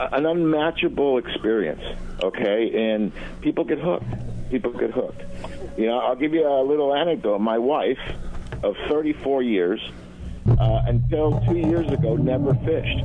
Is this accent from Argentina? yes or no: yes; Argentina; moved away; I was born in Argentina, so I'm Latin.